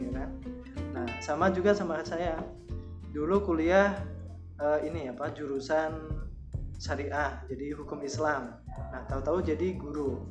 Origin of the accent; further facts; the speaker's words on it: Jepara, Central Java, Indonesia; Asalnya dari Jepara